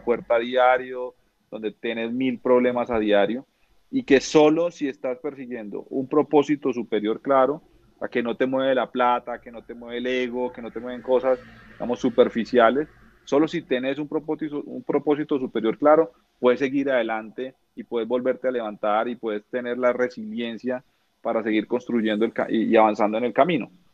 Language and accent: Spanish; Neiva, Huila, Colombia; Yo soy de Neiva Huila